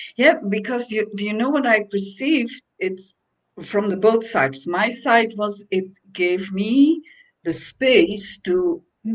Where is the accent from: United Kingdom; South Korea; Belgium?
Belgium; now in Portugal; I came to Portugal, which is in Europe, and I'm from Belgium, so it's not that far away.